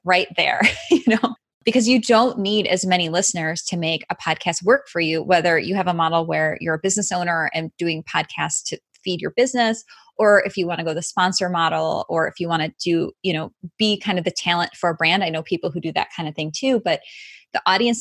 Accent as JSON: {"language": "English", "town": "Chicago", "region": "Illinois", "country": "United States", "tie": "born or raised there", "said": "Chicago, which is my hometown"}